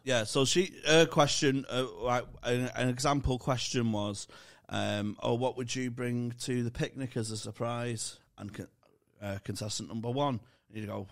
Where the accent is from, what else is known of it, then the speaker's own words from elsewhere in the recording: Manchester, North West England, United Kingdom; accent: Manc; my Manc accent